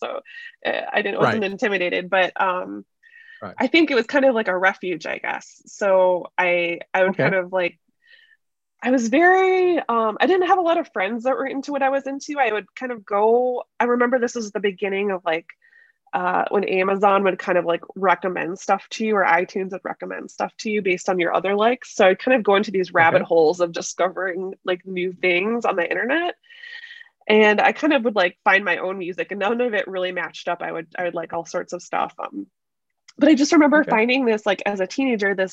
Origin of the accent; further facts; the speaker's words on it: Chicago, Illinois, United States; I grew up in Chicago. So we're always just kind of like just around the outskirts of that proper city.